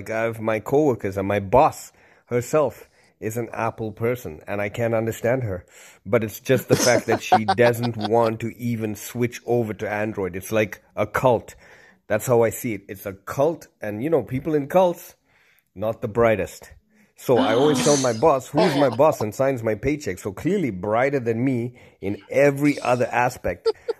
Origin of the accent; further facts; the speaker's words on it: Zimbabwe; also born or lived in Zambia / Ireland; now in Toronto, Canada; So I'm Sri Lankan. I'm Tamil originally, but I was born in Zambia, raised in Zimbabwe, lived a bit in Ireland, and then came over to Toronto.